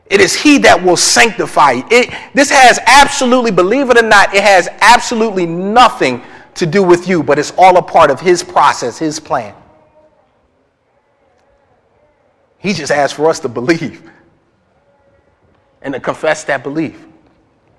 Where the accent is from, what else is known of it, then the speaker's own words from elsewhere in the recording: Philadelphia, Pennsylvania, United States; I'm from Philly. And the type of neighborhood that I grew up in, it required a lot of fighting